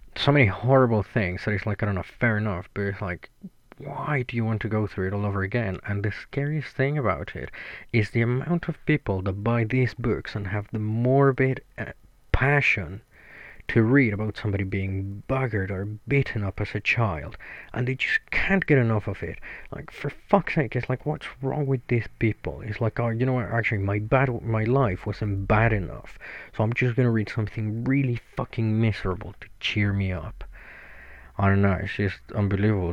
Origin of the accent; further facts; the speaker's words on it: Mexico; moved away as an adult; now in United Kingdom; I'm originally from Mexico. I've been in the UK for nine years now